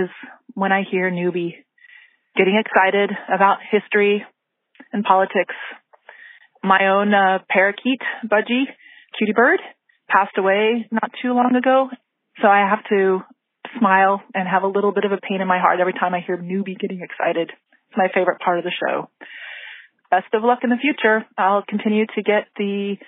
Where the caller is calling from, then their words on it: Oslo, Norway; I'm calling from Oslo, Norway.